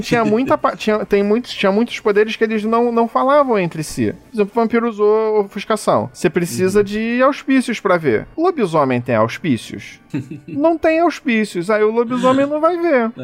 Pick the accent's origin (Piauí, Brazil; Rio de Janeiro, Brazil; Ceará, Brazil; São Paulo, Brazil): Rio de Janeiro, Brazil; eu sou carioca